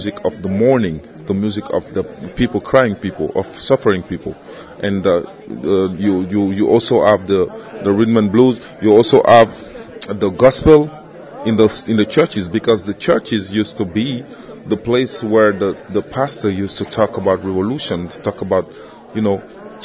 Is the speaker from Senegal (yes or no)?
yes; Senegal; I'm a rapper. I'm from Senegal.